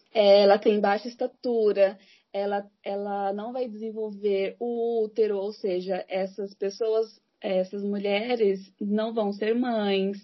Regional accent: Santo André, São Paulo, Brazil; Sou de São Paulo, Santo André, São Paulo

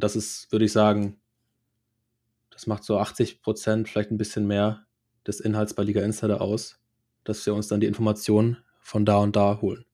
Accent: Schleswig-Holstein, Germany; moved away as an adult; also born or lived in Cologne; ich komme ursprünglich aus Schleswig-Holstein

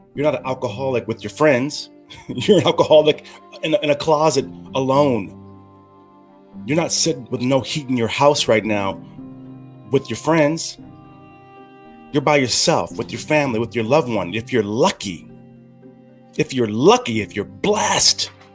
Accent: California, United States; moved away; in America, where I'm from, my home country

